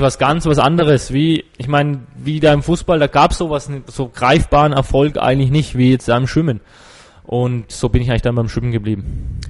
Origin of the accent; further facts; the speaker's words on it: Würzburg, Bavaria, Germany; also born or lived in Gerbrunn / Kitzingen; Also ich bin schon in Würzburg geboren und auch schon immer hier geschwommen in Würzburg im Verein